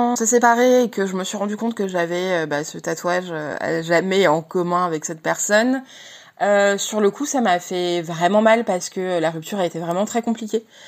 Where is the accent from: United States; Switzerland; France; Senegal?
France; Montpellier, Occitania; now in Paris region, France; j'ai 34 ans et je viens de Montpellier. J'habite en région parisienne